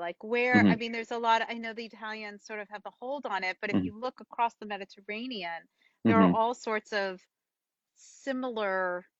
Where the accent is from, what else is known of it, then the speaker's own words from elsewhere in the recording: outside New York City, United States; I grew up outside New York City.